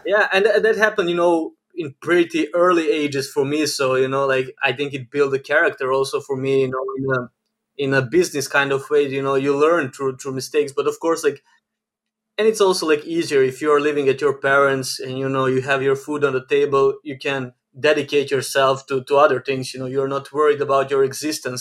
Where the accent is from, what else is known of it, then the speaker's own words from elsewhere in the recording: Novi Sad, Vojvodina, Serbia; I'm born and raised in Novi Sad, Serbia